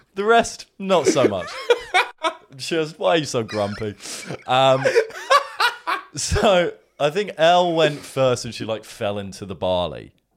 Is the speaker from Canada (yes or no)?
no; England, United Kingdom; accent: English; what came out of my mouth was an English accent